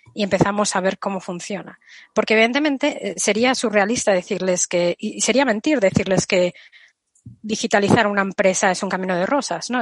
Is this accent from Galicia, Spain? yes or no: yes; Galicia, Spain; Aquí voy a contestar como gallega